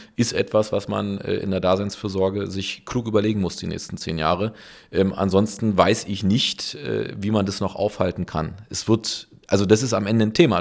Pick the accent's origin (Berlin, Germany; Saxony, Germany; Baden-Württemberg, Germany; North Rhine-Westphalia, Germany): Berlin, Germany; ich bin ja in Berlin geboren